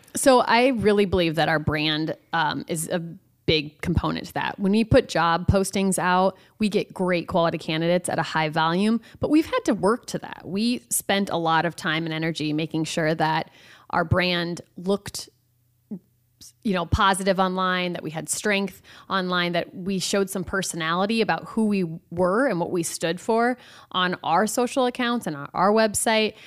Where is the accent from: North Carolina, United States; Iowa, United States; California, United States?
Iowa, United States; Hinton; also born or lived in Cedar Rapids, Iowa; I grew up in Hinton, Iowa, um, went to high school there